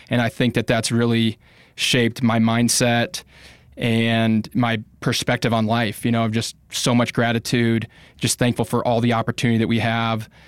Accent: Bogotá, Colombia; I spent a lot of time growing up in Bogota, Colombia, South America.

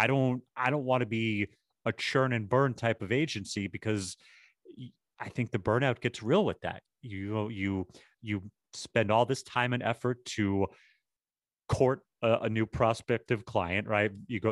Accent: Boston, Massachusetts, United States; now in New York, United States; Dude, I'm from Boston and I live in New York. Very, very few things offend me.

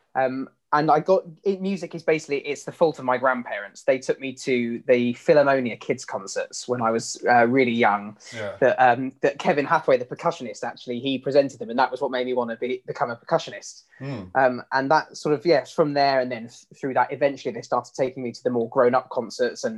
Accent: Hertfordshire, East of England, United Kingdom; also born or lived in Essex; I grew up first in Essex, and then we moved to Hertfordshire

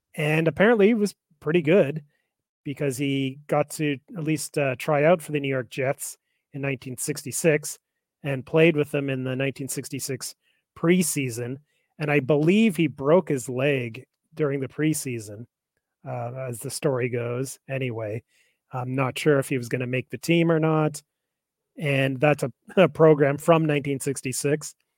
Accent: Calgary, Alberta, Canada; I grew up in Calgary

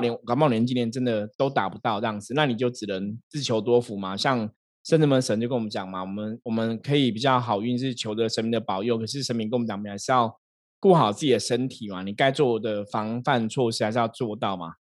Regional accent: Taiwan; 我们都是台湾人

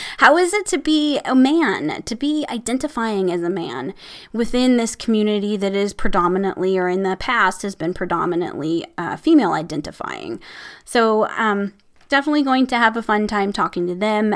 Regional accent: Midwest, United States; I'm from the Midwest, so we say, "Hey, hey, guys."

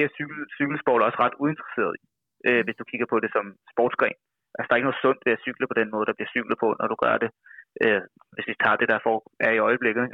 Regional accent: Værløse, Capital Region of Denmark, Denmark; moved away as an adult; now in Copenhagen, Denmark; vokset op ude omkring, øh, Værløse, hedder det

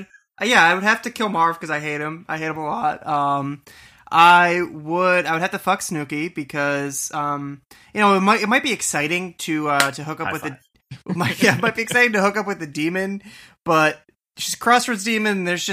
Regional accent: Boston, Massachusetts, United States; TB12, baby. I'm from Boston, you know, so I'm all day.

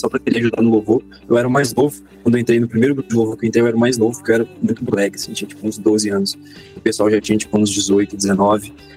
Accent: Belo Horizonte, Minas Gerais, Brazil; sou aqui de BH também, nascido e criado, moro no bairro Santo André

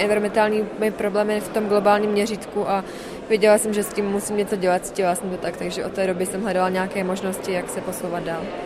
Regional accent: Czechia; od malečka jsem vyrůstala na malé vesnici v Národním parku Šumava

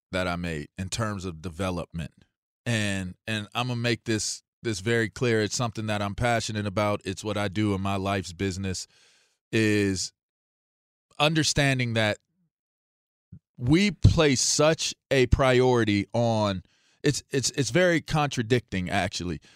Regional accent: Pittsburgh, Pennsylvania, United States; also born or lived in Ross Township / Manchester, Pittsburgh; being a young man in Pittsburgh I grew up, I'm, I'm, I'm from East Hills

